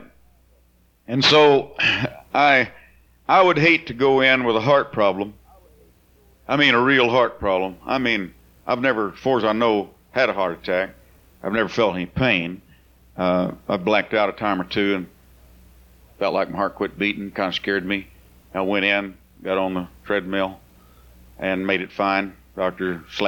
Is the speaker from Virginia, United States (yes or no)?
no; Bakersfield, California, United States; I'm from California, I know a little bit about what you call the sticks. Bakersfield had a lot of houses we lived in didn't have any power